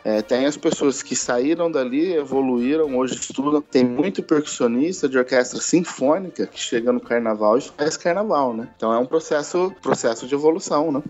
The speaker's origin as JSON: {"language": "Portuguese", "town": "Ribeirão Preto", "region": "São Paulo", "country": "Brazil", "tie": "born or raised there", "said": "sou natural de Ribeirão Preto, nascido aqui mesmo"}